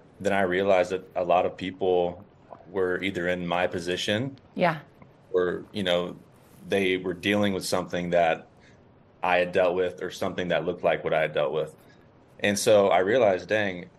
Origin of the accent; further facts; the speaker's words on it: Texas, United States; I'm from Texas